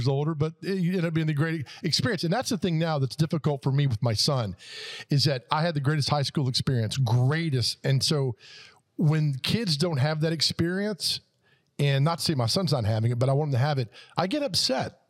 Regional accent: Nashville, Tennessee, United States; I never left Donaldson Hermitage. It was just home

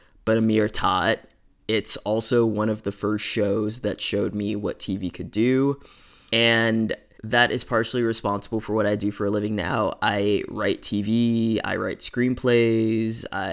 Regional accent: New York City, New York, United States; I was born and raised in Brooklyn, New York

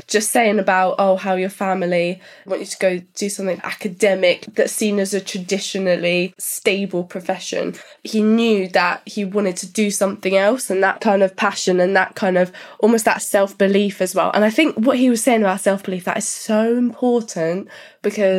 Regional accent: Surrey, South East England, United Kingdom; I'm 24 and I'm from Surrey.

